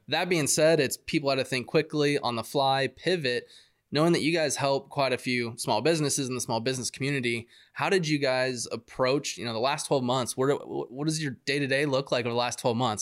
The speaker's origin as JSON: {"language": "English", "town": "Yuma", "region": "Arizona", "country": "United States", "tie": "born or raised there", "said": "I grew up in Ari, Ari, Arizona"}